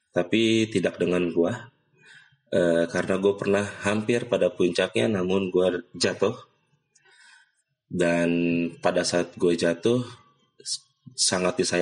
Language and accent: Indonesian; Cengkareng, Jakarta, Indonesia; gue dari kecil bokap gue gede di Cengkareng gue gede di Cengkareng juga